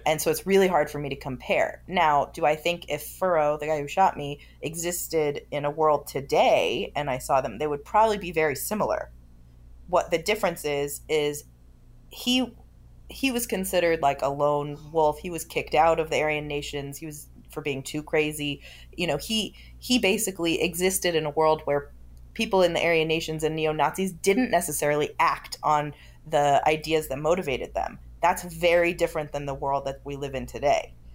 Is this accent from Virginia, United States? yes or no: no; Los Angeles, California, United States; I grew up in Los Angeles